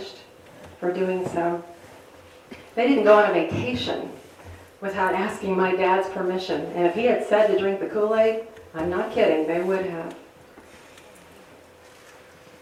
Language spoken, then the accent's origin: English; outside of Chicago, Illinois, United States; I grew up outside of Chicago